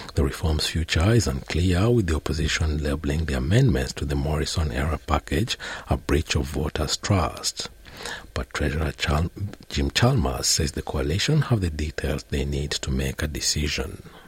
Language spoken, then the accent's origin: English; Western Australia, Australia; my home state of Western Australia